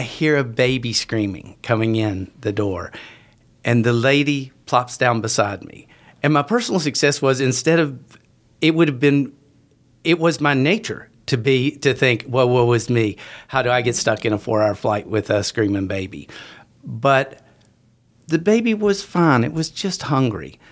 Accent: West Virginia, United States; moved away as an adult; I, I grew up in in West Virginia.

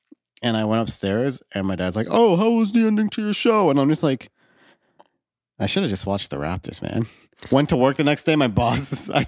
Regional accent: Scotland, United Kingdom; I was born in Britain, but I grew up in Scotland.

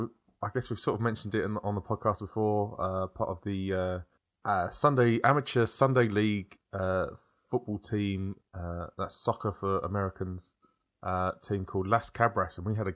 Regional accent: London, United Kingdom; also born or lived in Kent; We're from South East London / Kent

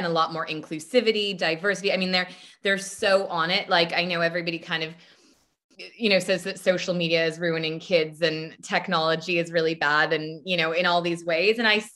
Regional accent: United States; moved away; also born or lived in United Kingdom; I'm American, even though I lived there for so long

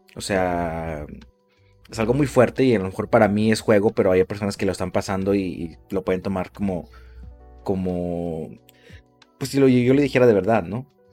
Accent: Mexico; somos así los mexicanos

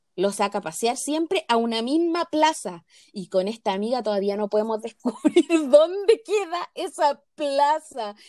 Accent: Chile; Ni a los chilenos nos gustan los chilenos

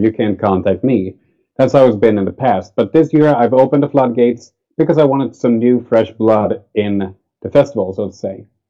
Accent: Sweden; It's a local festival to my hometown

